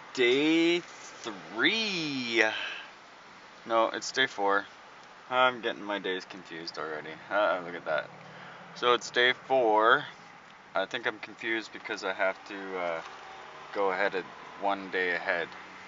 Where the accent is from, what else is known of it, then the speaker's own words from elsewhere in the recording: Vancouver, British Columbia, Canada; Grew up playing hockey. I'm a Canadian kid. Grew up on Van Rock.